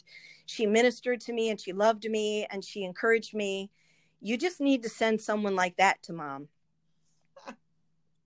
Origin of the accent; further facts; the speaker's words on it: St. Paul, Minnesota, United States; I was born in St. Paul, Minnesota.